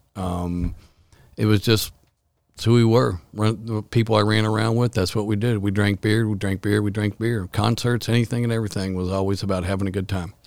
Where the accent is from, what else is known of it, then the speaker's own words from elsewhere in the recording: Louisville, Kentucky, United States; also born or lived in Lexington, Kentucky; We all grew up in the East End of Louisville.